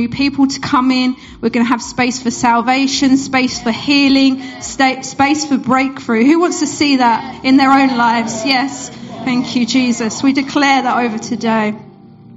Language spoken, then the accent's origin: English; Essex, East of England, United Kingdom; moved away as an adult; now in Bury St Edmunds, United Kingdom; For those who you might hear in my accent, I'm not originally from Suffolk. I'm from Essex, which is not too far.